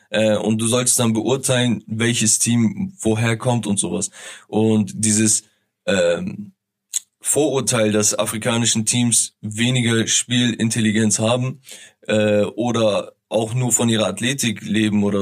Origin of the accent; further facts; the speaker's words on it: Turkey; Also ähm, viel, viele, die, die mich kennen, wissen, okay, ich bin Türke.